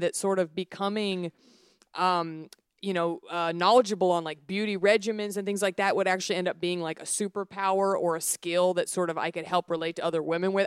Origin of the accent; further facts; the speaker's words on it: Dallas, Texas, United States; moved away as an adult; also born or lived in Los Angeles; I grew up in the South, I grew up in Dallas